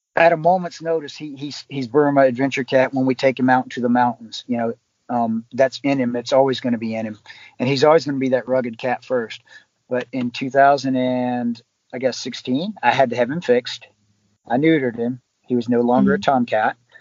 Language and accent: English; West Virginia, United States; moved away; also born or lived in Long Island, New York; I'm originally from West Virginia